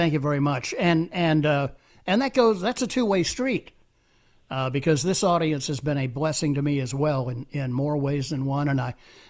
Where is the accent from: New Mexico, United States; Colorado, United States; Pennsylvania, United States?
Pennsylvania, United States; Pittsburgh; moved away; I grew up in the Berg and was there until 1980